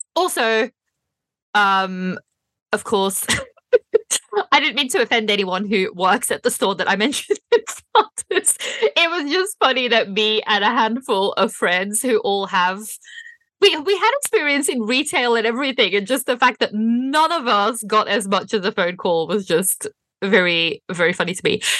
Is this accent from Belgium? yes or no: yes; Belgium; moved away as an adult; also born or lived in Berlin, Germany; now in United Kingdom; I'm from Belgium, and so I, when I was still living in Belgium